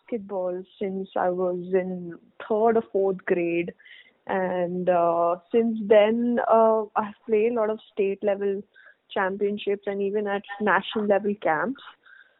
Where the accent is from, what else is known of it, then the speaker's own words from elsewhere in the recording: Jaipur, Rajasthan, India; moved away as an adult; also born or lived in Mumbai / Ireland; I hail from Jaipur.